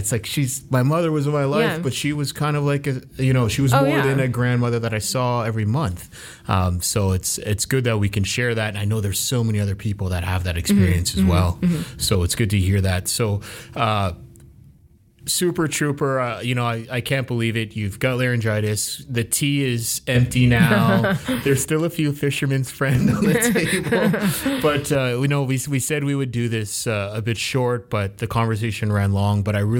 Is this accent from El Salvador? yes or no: no; Halifax, Nova Scotia, Canada; also born or lived in Toronto; So when my family, we were born in Toronto, I was born in Toronto, and we moved to Halifax, and my mother was working.